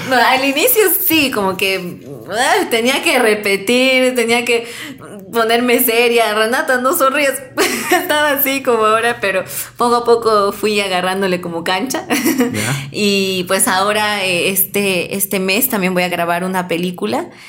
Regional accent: Peru; como peruanos

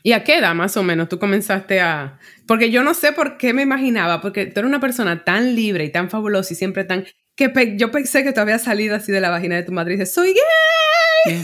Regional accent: Dominican Republic; now in New York, United States; yo cuando me mudé de República Dominicana a, a Nueva York, pues me definía como dominicana

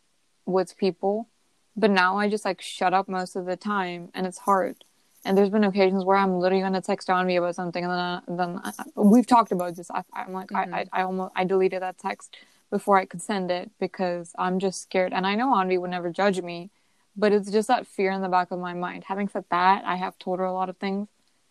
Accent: United States; us as Indian Americans

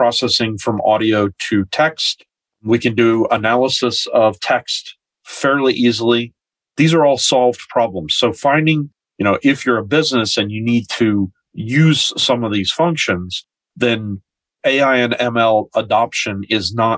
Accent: United States; moved away as an adult; now in New Zealand; I'm originally from the United States

